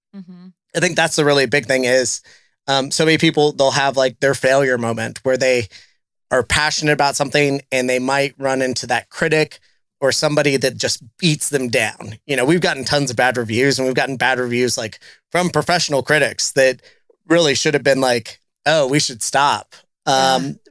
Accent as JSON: {"language": "English", "region": "South Texas", "country": "United States", "tie": "born or raised there", "moved": "yes", "lives_now": "Cincinnati, United States", "said": "places that I grew up going to, uh, being in South Texas"}